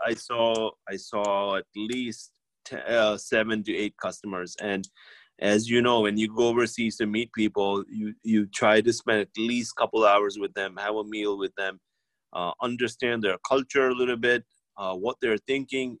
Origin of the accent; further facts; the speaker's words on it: India; moved away; we're from India